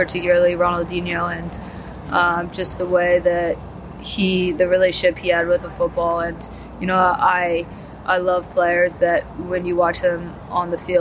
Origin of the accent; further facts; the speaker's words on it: United States; moved away as an adult; now in London, United Kingdom; as an American